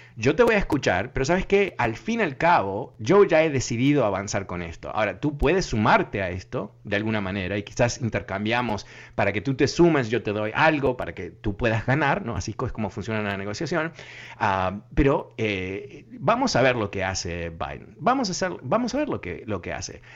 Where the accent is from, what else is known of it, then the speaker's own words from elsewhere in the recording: New York, United States; yo me crié en Nueva York